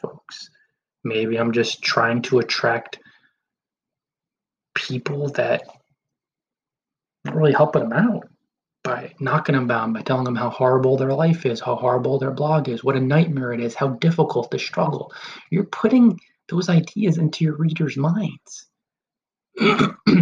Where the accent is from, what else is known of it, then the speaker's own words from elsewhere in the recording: New Jersey, United States; the towns I grew up in New Jersey